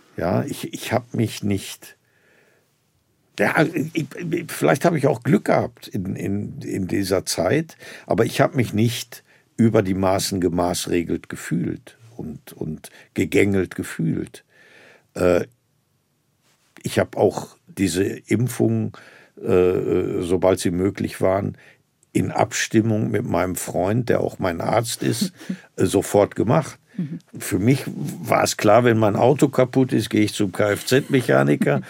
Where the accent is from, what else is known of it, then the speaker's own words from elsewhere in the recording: Herne, North Rhine-Westphalia, Germany; dass ich da in meiner Heimatstadt Landestheater gesehen habe